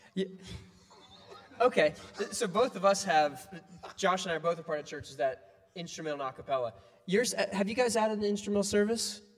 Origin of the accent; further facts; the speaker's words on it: Ohio, United States; where I grew up in Ohio, like the economy was based on the barges